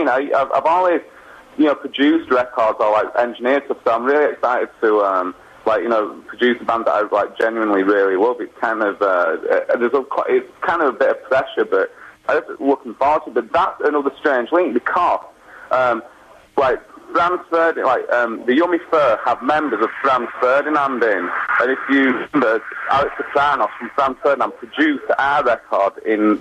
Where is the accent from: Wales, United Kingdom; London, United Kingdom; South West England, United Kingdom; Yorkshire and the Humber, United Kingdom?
Yorkshire and the Humber, United Kingdom; Wakefield; we're from Wakefield, and it was like Doncaster Arena, which is like the closest arena to like our hometown